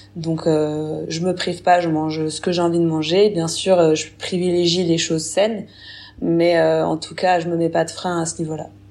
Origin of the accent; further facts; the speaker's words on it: Burgundy, Bourgogne-Franche-Comté, France; j'ai 27 ans, je suis originaire de Bourgogne.